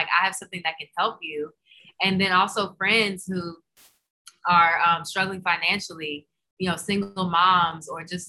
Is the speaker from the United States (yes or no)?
yes; the South, United States; I mean, we're from the South, so it was like casseroles and chicken and pork and beef and processed foods and crazy desserts